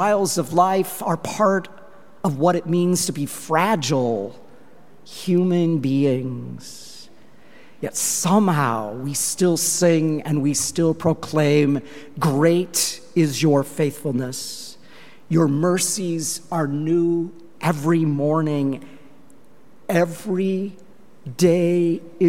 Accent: Longmont, Colorado, United States; moved away; I was in my hometown of Longmont, Colorado

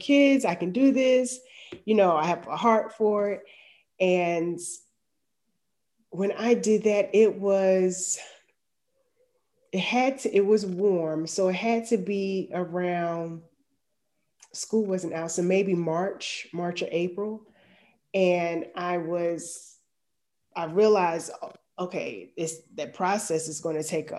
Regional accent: New Jersey, United States; moved away as an adult; now in Atlanta, United States; I'm in Atlanta, but I'm from New Jersey.

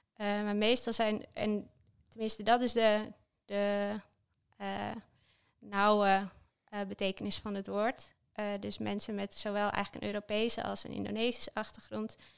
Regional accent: Hoogezand, Groningen, Netherlands; moved away; also born or lived in Delft; ik ben opgegroeid in Hoge Dus er is ook best wel een contrast ergens tussen eh, het nuchtere Groningse leven

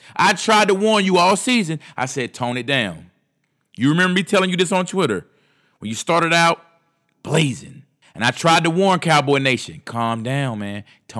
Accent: North Carolina, United States; Because I sat here last year and watched these fucking Carolina Panther fans right here in my home state tell me all year, this is our year, man.

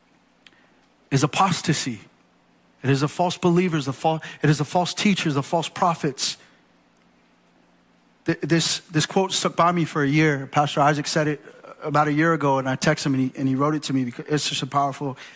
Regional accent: United States; I'm American through and through

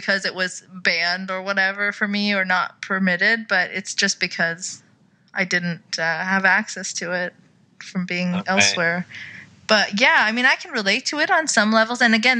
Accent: Saudi Arabia; moved away; growing up in Saudi

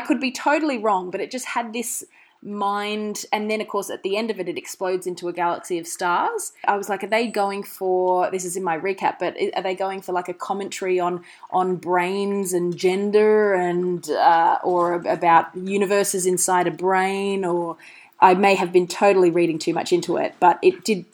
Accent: Australia; I'm an Australian

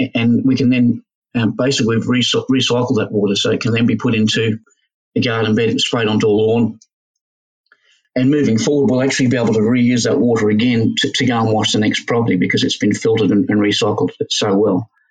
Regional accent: Australia; as Australian blokes

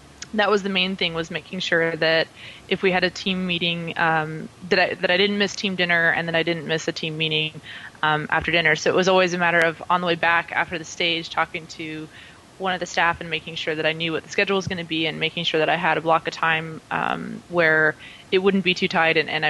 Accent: Reno, Nevada, United States; moved away as an adult; also born or lived in California; now in Europe; my hometown of Reno, Nevada.

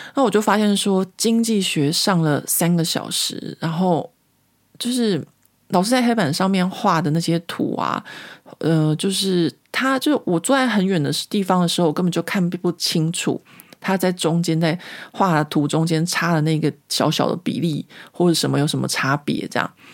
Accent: Taiwan; moved away as an adult; now in Paris, France; 我从台湾来的

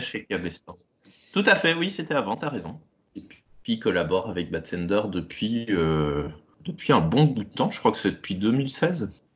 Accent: Belgium; moved away as an adult; also born or lived in Brussels; now in Carlipa, France; je suis un Belge émigré entre Toulouse et Carcassonne

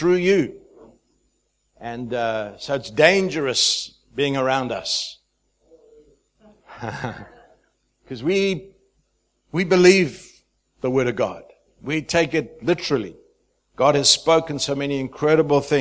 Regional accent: Zimbabwe; moved away as an adult; also born or lived in South Africa / Dubai; I'm from Zimbabwe. I don't have an accent at all. You all have an accent. But I hail from the nation of Zimbabwe. I was born there, lived for my first 21 years

